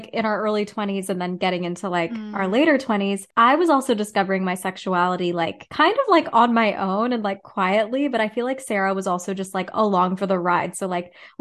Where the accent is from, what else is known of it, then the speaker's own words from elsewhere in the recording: Whitby, Ontario, Canada; moved away as an adult; now in Toronto, Canada; I grew up in good old Whitby.